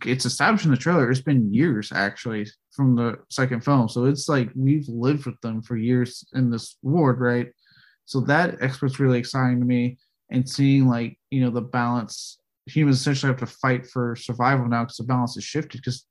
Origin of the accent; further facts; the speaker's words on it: Texas, United States; I'm from Texas.